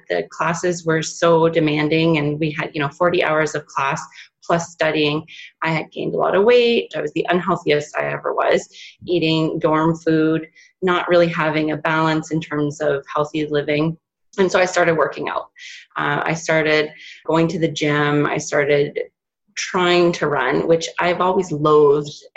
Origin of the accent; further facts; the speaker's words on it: Northern Ontario, Canada; I grew up in Northern Ontario